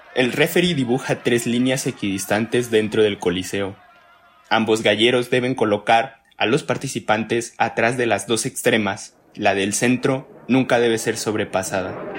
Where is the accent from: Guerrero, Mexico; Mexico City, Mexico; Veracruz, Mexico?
Guerrero, Mexico; Costa Chica; yo soy costeño eh, del estado de Guerrero